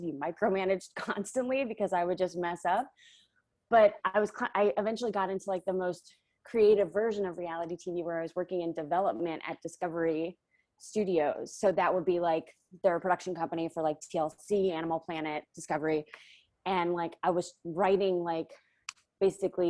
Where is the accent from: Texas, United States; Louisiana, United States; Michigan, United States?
Louisiana, United States; moved away; I'm from Louisiana. I don't know if I said that, but I commuted from my hometown, which was like about 40 minutes north of New Orleans.